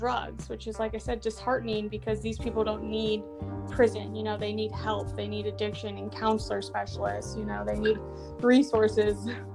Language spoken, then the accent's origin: English; Michigan, United States; moved away as an adult; now in Charleston, United States; I'm from Michigan, and I grew up in a very, very small town